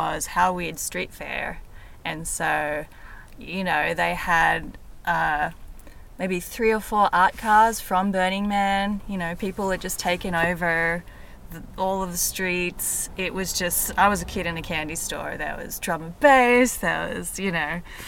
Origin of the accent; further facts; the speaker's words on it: Melbourne, Victoria, Australia; now in United States; I grew up in Melbourne for the most part